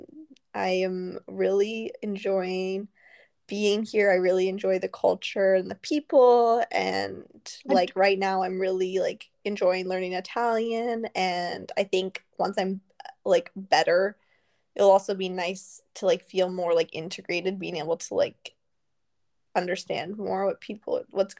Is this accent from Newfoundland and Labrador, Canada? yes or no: no; an island just off Vancouver, British Columbia, Canada; moved away as an adult; also born or lived in Montreal area, Canada; now in Italy; I grew up in Vancouver on an island just off of Vancouver